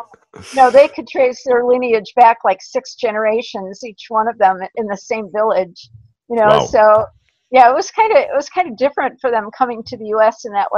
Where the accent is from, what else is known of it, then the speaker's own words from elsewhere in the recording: Trumansburg, New York, United States; also born or lived in Trinidad / Toronto; We ended up settling in Trumansburg in 1957, so we're first generation here, but not, you know, I mean, we've been here exactly 60 years in April